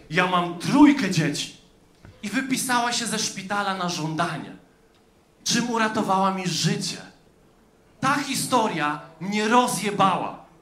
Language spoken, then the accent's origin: Polish; Subcarpathian Voivodeship, Poland; Ja mówię, mówię o ludziach z Podkarpacia, ile dzięki tej aparaturze i ludzie mają. My jesteśmy z Podkarpacia.